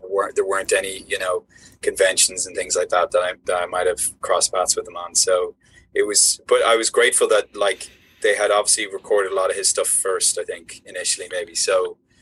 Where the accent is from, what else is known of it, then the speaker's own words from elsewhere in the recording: Ireland; Ireland's this like small country that sits between you know Great Britain and the United States, and so yeah. growing up, I would get you know I'd have the BBC